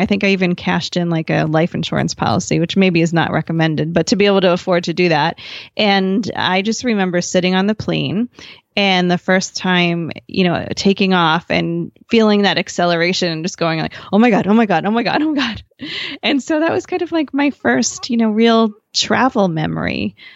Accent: New Jersey, United States; I grew up in New Jersey

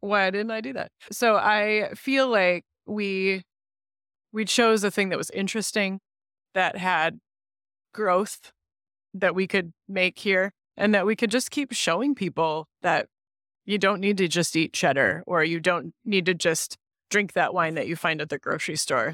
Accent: Grand Rapids, Michigan, United States; I was born elsewhere, but I c, consider myself a Grand Rapidian. I grew up right here

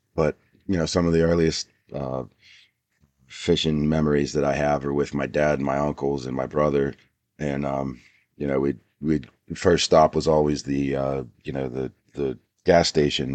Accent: Pittsburgh, Pennsylvania, United States; I grew up in Pittsburgh, P A.

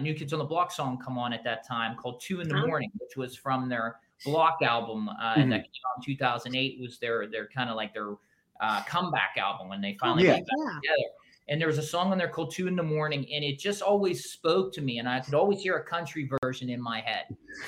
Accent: Pittsburgh, Pennsylvania, United States; It's where I grew up in Pittsburgh, where I'm from

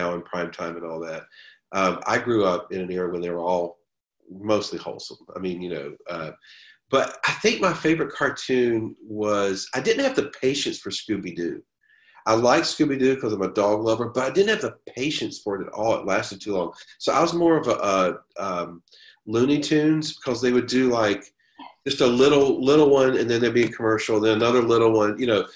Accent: Greensboro, North Carolina, United States; I grew up in Greensboro, North Carolina, in the middle of the state

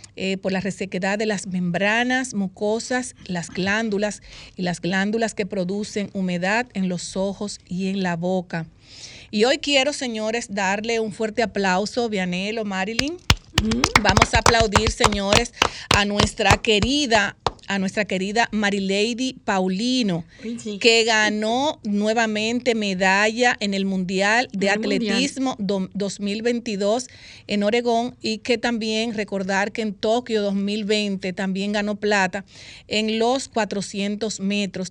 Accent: Dominican Republic; como dominicanos

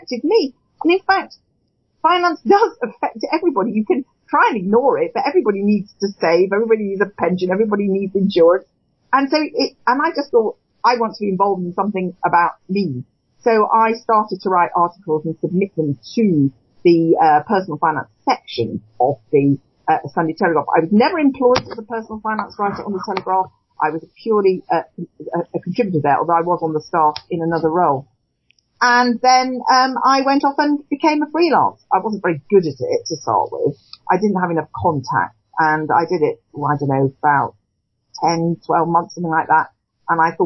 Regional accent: Cheshire, North West England, United Kingdom; moved away as an adult; also born or lived in London; I'm from Cheshire originally, which is where I've come back to, having been in London and the South East for most of my working life. My neighbour was a guardian, was an editor of The Guardian when I was a child

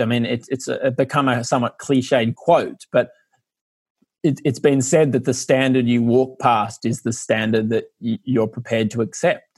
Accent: Australia; also born or lived in Ireland; now in London, United Kingdom; I'm only half Irish and grew up in Australia

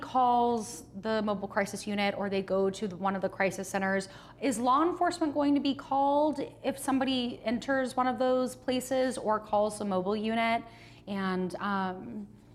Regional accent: Florida, United States; now in Oklahoma, United States; I'm from Florida

